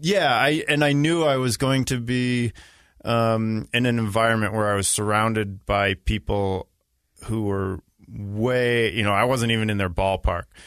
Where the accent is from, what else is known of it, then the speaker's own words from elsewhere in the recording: Boston, Massachusetts, United States; moved away as an adult; also born or lived in Israel; I grew up in Boston